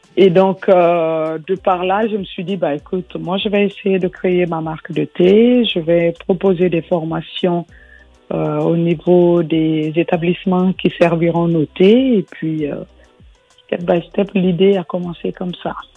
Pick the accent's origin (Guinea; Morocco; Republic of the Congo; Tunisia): Guinea; now in France; j'ai grandi en Guinée